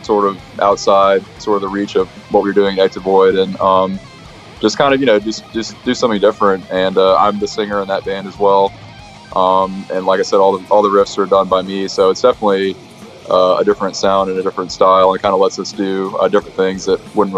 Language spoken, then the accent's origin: English; Birmingham, Alabama, United States; Even though we're from Birmingham